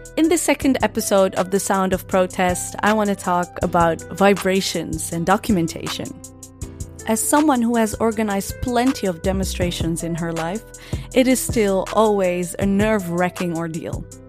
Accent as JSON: {"language": "English", "country": "Netherlands", "tie": "born or raised there", "said": "born and raised in the Netherlands"}